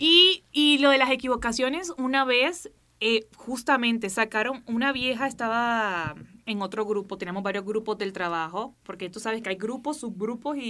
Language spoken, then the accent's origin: Spanish; Barranquilla, Atlántico, Colombia; accent: costeño; los costeños nos comamos las últimas palabras, así que si ustedes ven que yo me como las palabras al final, es porque soy barranquillera